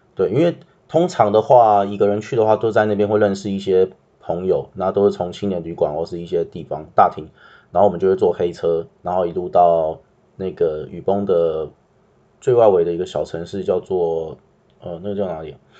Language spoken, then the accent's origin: Chinese; Taiwan; 我是台湾人